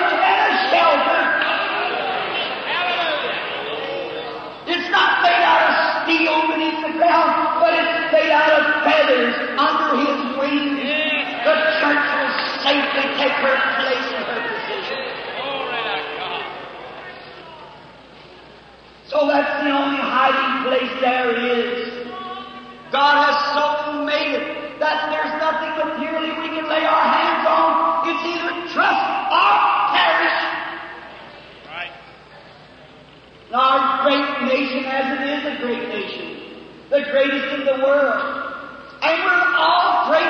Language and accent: English; United States; I'm American